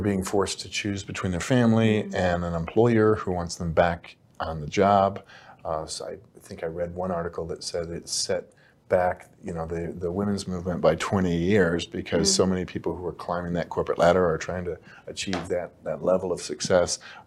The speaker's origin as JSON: {"language": "English", "town": "Detroit", "region": "Michigan", "country": "United States", "tie": "born or raised there", "said": "I grew up in Detroit, which was a rough town"}